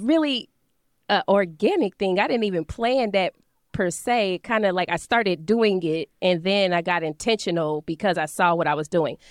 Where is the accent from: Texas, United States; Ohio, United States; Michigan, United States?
Ohio, United States; Dayton; moved away as an adult; now in St. Louis, United States; I wasn't planning to come back to Dayton